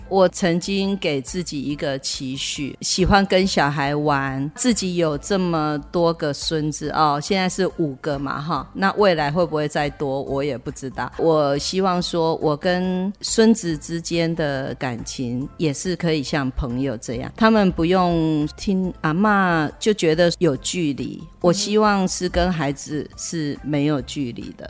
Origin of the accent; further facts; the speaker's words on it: Taiwan; 对我们台湾人来说